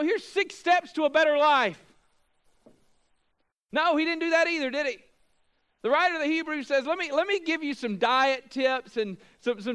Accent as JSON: {"language": "English", "country": "United States", "said": "we as Americans, as American evangelicals"}